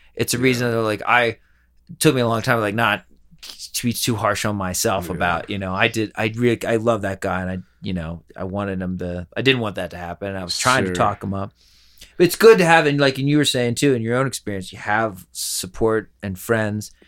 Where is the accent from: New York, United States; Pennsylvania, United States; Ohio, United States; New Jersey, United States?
Pennsylvania, United States; now in Colorado, United States; Pennsylvania, we're not as bad